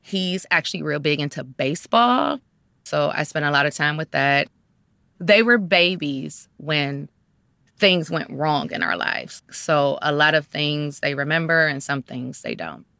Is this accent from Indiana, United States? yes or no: no; Cleveland, Ohio, United States; I was born and raised in Cleveland, Ohio.